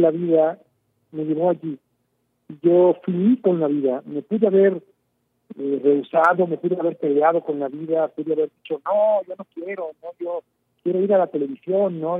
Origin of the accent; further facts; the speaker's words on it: Mexico; soy un simple mexicano más